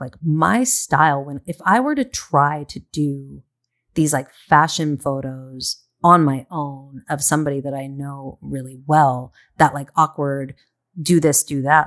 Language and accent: English; San Diego, California, United States; moved away as an adult; also born or lived in Del Mar, California; now in Los Angeles, United States; I grew up in San Diego